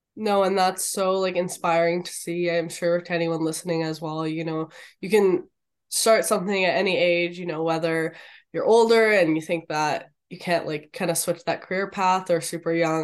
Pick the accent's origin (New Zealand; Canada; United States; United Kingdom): Canada; being Canadian